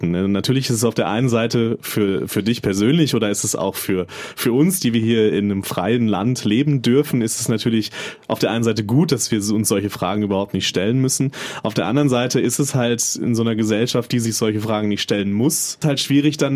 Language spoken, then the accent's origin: German; North Rhine-Westphalia, Germany; ich komme aus Nordrhein-Westfalen, aus, aus einer Kleinstadt, da war das das Thema über Monate